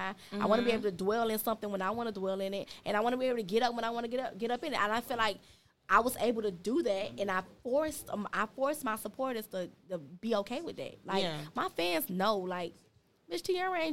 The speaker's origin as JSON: {"language": "English", "town": "Opa-locka", "region": "Florida", "country": "United States", "tie": "born or raised there", "also_born_or_lived": "Pork & Beans projects, Miami", "said": "I was born and raised in Opa-locka."}